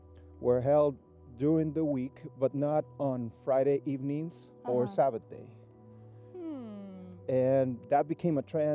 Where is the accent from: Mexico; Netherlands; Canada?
Mexico; Baja California; moved away as an adult; also born or lived in Mexico City, Mexico; now in Weimar, United States; Well, I was born in Mexico City, and my family moved when I was 7 years old to Baja California, and I spent the better part of my life there. Actually, everything I've done was in Baja